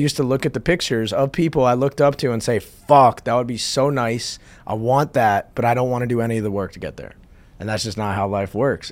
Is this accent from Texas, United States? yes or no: no; New Jersey, United States; moved away; my hometown in New Jersey